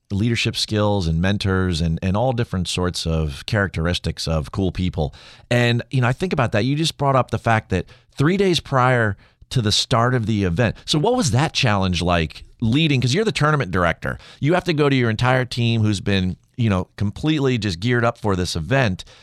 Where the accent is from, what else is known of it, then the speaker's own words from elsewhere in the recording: New Jersey, United States; migrated from Arizona up here to the Northeast in my home state of New Jersey.